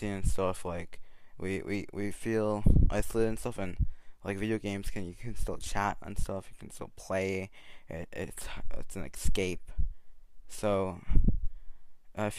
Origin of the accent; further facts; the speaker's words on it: Canada; a teen growing up in Canada